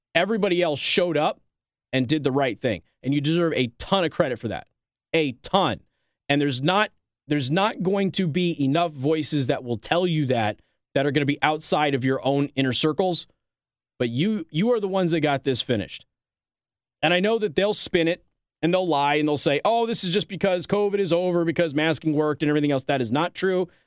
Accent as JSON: {"language": "English", "town": "Las Vegas", "region": "Nevada", "country": "United States", "tie": "born or raised there", "moved": "yes", "lives_now": "St. Joseph County, Indiana, United States", "said": "my hometown, Clark County, which is where Las Vegas is."}